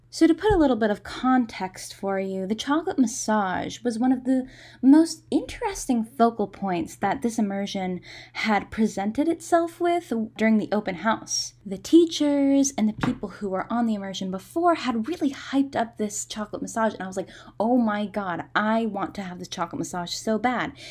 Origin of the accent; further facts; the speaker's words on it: United States; dumb tourists from America